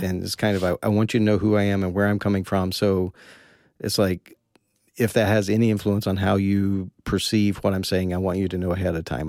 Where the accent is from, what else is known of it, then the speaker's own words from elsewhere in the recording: Kentucky, United States; I was born in Kentucky